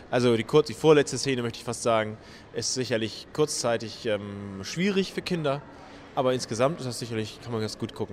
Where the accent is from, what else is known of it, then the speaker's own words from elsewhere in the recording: Northern Germany, Germany; als Norddeutscher freut man